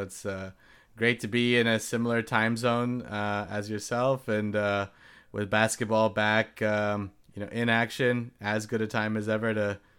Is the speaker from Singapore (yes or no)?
yes; Singapore; also born or lived in Long Beach, United States; I was born in Long Beach, California, the home of the Snoop Dogg, just nearby to LA. So with that, you know, I'm pretty much a lifelong Laker fan. I'll tell you about how, you know, that love story started. Before I turned two, though, my family shifted to Singapore.